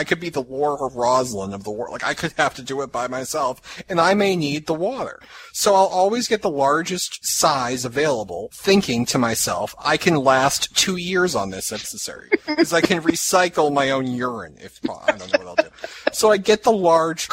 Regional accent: Boston, Massachusetts, United States; accent: Boston; I apparently have a Boston accent

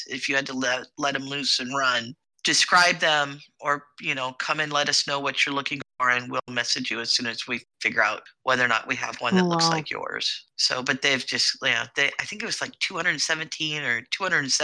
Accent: California, United States; moved away; I grew up in California

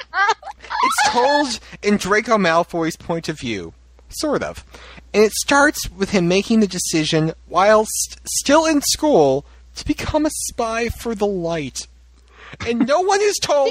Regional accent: North Shore, Massachusetts, United States; I'm from the North Shore

